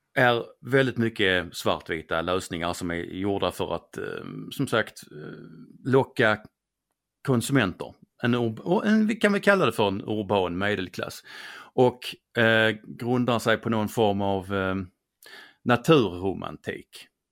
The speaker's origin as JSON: {"language": "Swedish", "region": "Skåne", "country": "Sweden", "accent": "Scanian (skånska)", "said": "min skånska"}